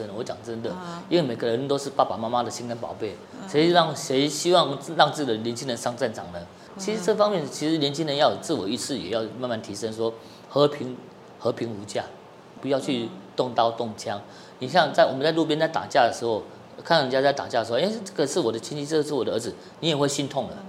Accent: Taiwan; also born or lived in Brunei; 呃我在汶莱出生的，嘿啊，因为那时候就是去那边，我爸爸是医生嘛，去那边行医，然后民国六十几年，六十二年啊六十三年才回到台湾

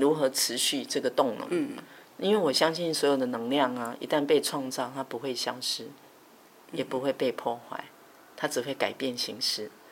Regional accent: Yunlin County, Taiwan; 小时候，在云林

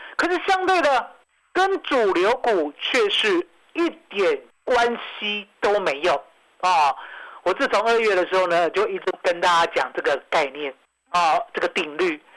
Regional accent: Taiwan; 我们台湾人愿意做的时候

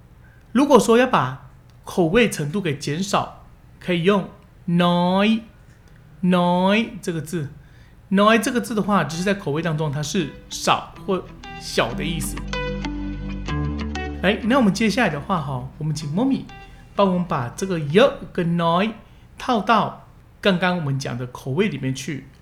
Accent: Taiwan; 一般人的辣都是我们台湾人的很多倍。常常你们去外面吃小吃啊，或者说吃一碗干面、汤面之类的。他们加辣的程度都会比我们台湾的多

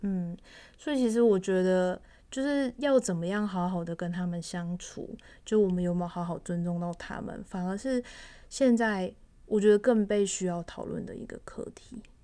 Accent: Taiwan; 我们算是外省人嘛

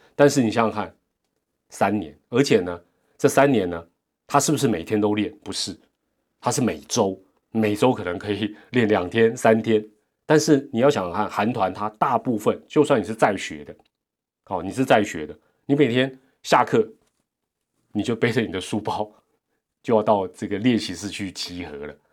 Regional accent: Taiwan; 我们台湾也没有那个环境

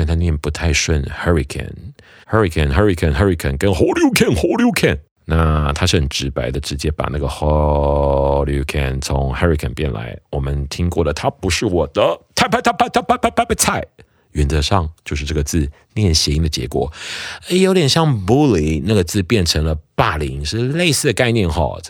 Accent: Taiwan; 我听过超多人这样讲的哈，就是我们台湾人讲他不是我的菜

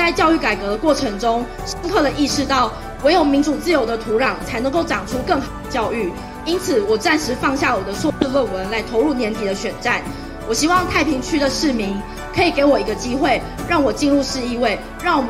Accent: Taiwan; 我跟着台湾的民主一起出生，一九九六年就是我们台湾人民第一次投票可以选出自己总统的那一年

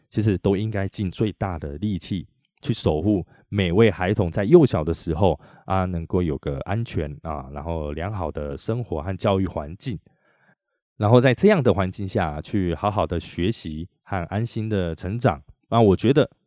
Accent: Chiayi, Chiayi City, Taiwan; moved away; 我回嘉义老家，开始在嘉义工作的时候

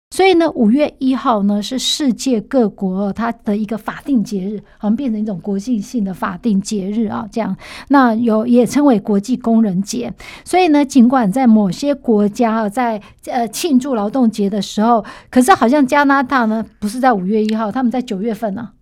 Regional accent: Taiwan; 我们台湾人民总是蛮温柔的

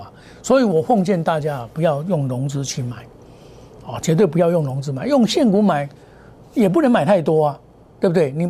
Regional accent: Taiwan; 所以我们台湾人的自助能力很强

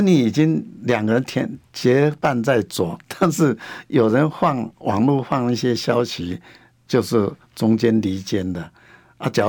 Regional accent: Hsinchu, Hsinchu City, Taiwan; 我也希望说，呼吁我们新竹人，就说新竹人，就说团结新竹人。

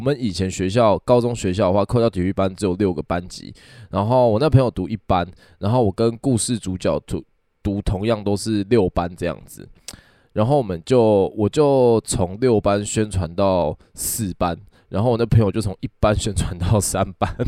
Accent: Kaohsiung, Taiwan; 以前呢，我在前几集有有提过我是高雄人。然后呢，我住在高雄的南端，就是小港。小港就是有机场的那个地方就对了。

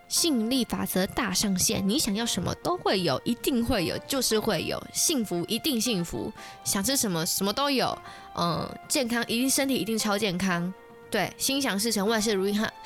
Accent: Taiwan; 我们台湾人有些是会在外面庆祝的

